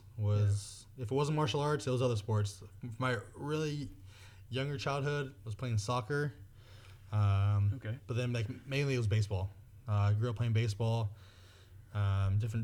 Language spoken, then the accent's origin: English; Castro Valley, California, United States; also born or lived in Hayward, California / San Leandro, California; I was born in Hayward, Kaiser Hayward, but grew up in San Leandro for the early years. And then we settled into Castro Valley. Right. Went to middle school or elementary school, middle school, and high school in Castro Valley.